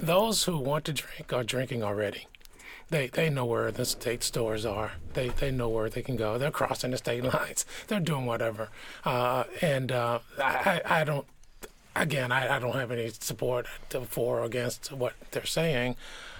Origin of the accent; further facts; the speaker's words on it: Virginia, United States; now in Pennsylvania, United States; my home state of Virginia